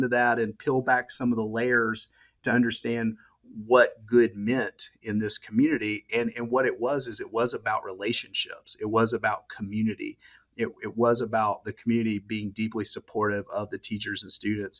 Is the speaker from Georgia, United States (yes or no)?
yes; Georgia, United States; accent: Southern; I was born and raised here in Georgia